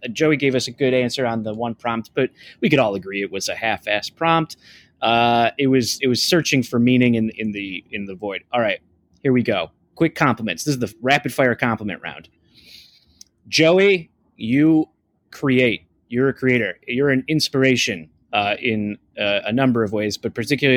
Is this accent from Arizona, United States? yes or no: no; Toledo, Ohio, United States; We're both from Toledo area